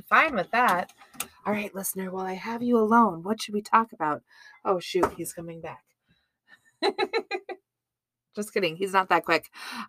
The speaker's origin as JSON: {"language": "English", "town": "Boston", "region": "Massachusetts", "country": "United States", "accent": "Boston", "said": "Hey, I'm from Boston."}